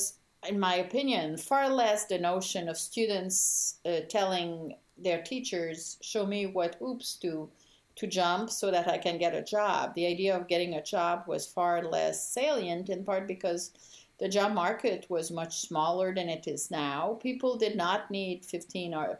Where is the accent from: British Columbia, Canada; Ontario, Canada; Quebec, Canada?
Quebec, Canada; moved away; I grew up in Quebec in a context where French Canadians were very much discriminated